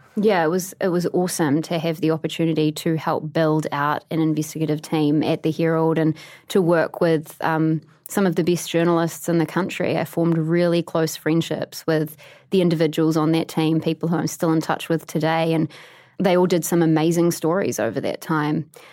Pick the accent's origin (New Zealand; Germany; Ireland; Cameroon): New Zealand; Christchurch, Canterbury; moved away as an adult; also born or lived in Canada; now in New York, United States; my hometown